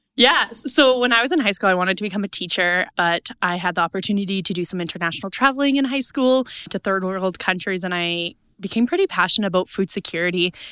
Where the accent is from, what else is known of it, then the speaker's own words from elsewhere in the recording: East Central Saskatchewan, Canada; I am from Saskatchewan, East Central Saskatchewan, farm with my family there